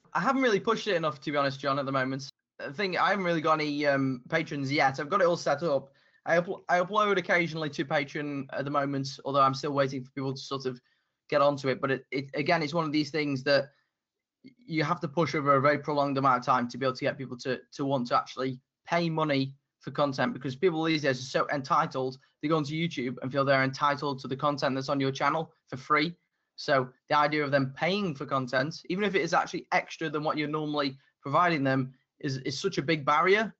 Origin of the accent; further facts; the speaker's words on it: United Kingdom; my accent, the fact I'm from the UK